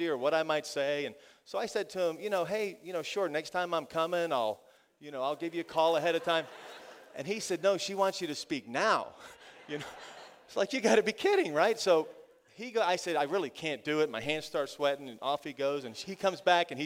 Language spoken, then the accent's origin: English; Florida, United States; I'm from Florida